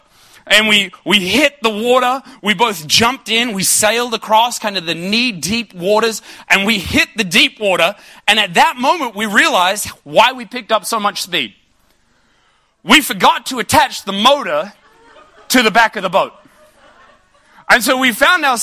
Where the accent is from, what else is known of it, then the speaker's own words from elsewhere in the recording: Ipswich, Queensland, Australia; I grew up in Ipswich